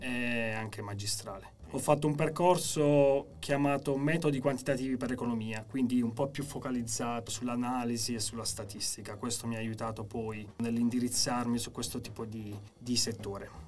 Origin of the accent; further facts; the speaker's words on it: Chieti, Abruzzo, Italy; moved away; sono nato e cresciuto a Chieti